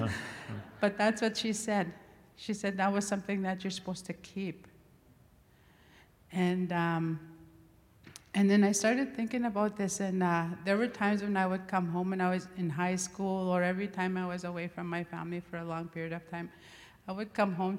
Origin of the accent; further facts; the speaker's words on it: Gift Lake, Alberta, Canada; I come from Gift Lake, Alberta